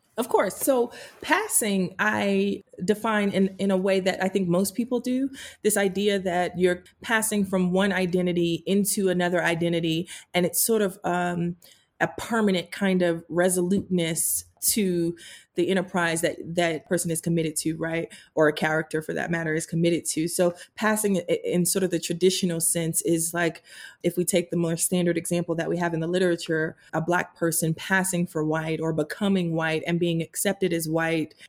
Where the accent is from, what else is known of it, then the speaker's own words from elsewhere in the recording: Greensboro, North Carolina, United States; my hometown in Greensboro